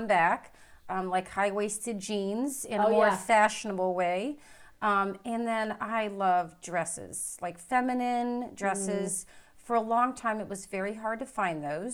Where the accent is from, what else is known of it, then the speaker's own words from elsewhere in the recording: Florida, United States; moved away as an adult; also born or lived in Indiana / Toledo / Durham / North Carolina; I grew up in Florida, and then I went to college in Florida